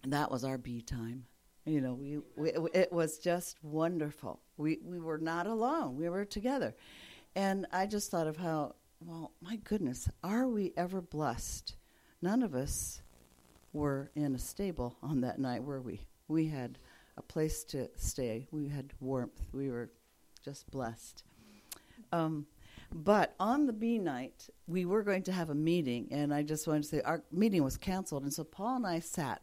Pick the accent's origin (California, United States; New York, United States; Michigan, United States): California, United States; also born or lived in Japan; We're from California